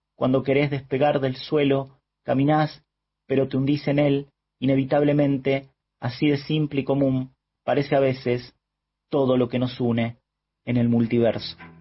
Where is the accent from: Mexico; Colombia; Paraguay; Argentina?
Argentina; Leones, Córdoba; now in Rosario, Argentina; Nací en Leones, provincia de Córdoba, pero actualmente vivo en Rosario.